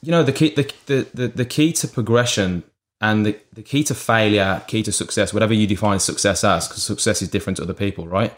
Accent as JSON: {"language": "English", "town": "Birmingham", "region": "West Midlands", "country": "United Kingdom", "said": "I'm actually from Birmingham, U K."}